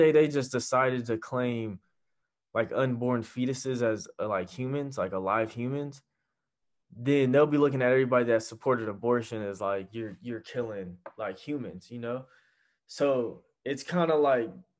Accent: United States; as an American

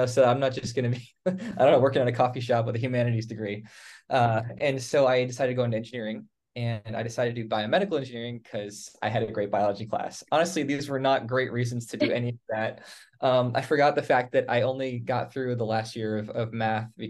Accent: Northern Virginia, United States; I came from Northern Virginia.

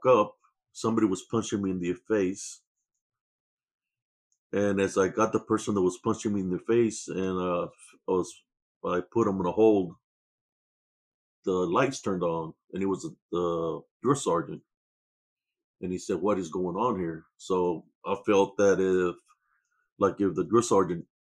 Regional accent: Rio Grande Valley, Texas, United States; moved away as an adult; also born or lived in Germany; I was born in Renville, Texas, and February 2nd, 1969, in the Rio Grande Valley. That's where I was raised and born

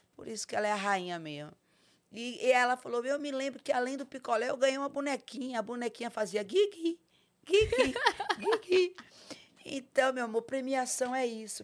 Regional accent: Salvador, Bahia, Brazil; moved away; also born or lived in Itapetinga, Bahia / São Paulo; eu fui criada em Salvador, mas, de, mas desde pequenininha mesmo.

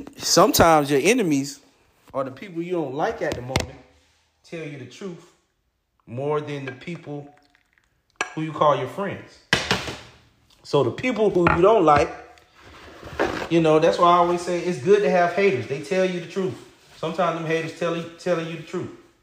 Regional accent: Florida, United States; now in Georgia, United States; I'm from Florida

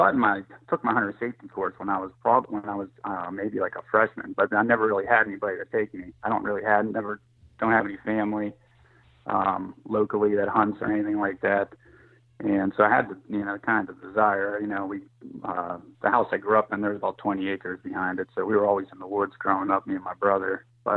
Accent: Monaca, Pennsylvania, United States; I'm from Monaca, Pennsylvania. It's in the southwestern part of the state, and I'm a commercial electrician.

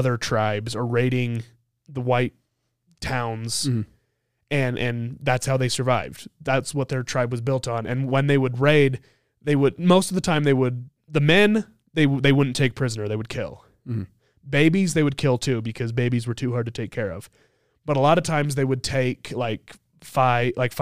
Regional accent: Idaho, United States; I grew up in Idaho near the Nez Perce Reservation

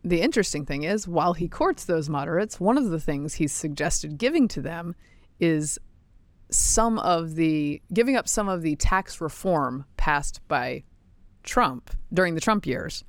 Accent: the American South, United States; I'm a Southerner

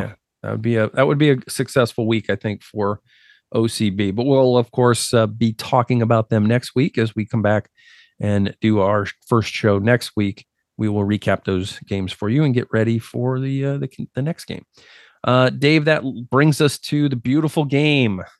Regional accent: United States; I grew up as an American

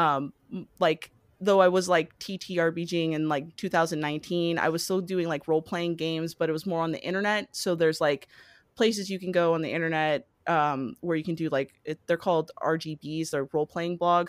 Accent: Hawaii, United States; moved away as an adult; now in Los Angeles, United States; I was born and raised in, uh, Hawaii

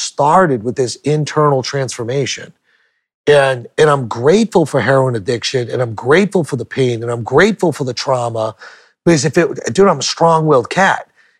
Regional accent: New Hampshire, United States; also born or lived in Portland, Maine; I went back to my home state of New Hampshire

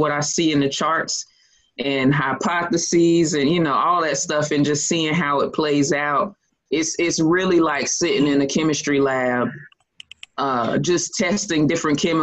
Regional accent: Lexington, North Carolina, United States; also born or lived in Greenville, North Carolina; I'm from Lexington, North Carolina, born and raised.

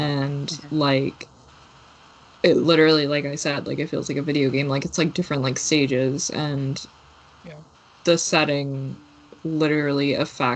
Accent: New York, United States; I'm from New York

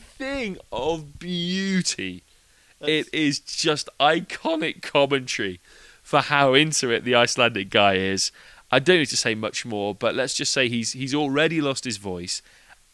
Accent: England, United Kingdom; being an Englishman.

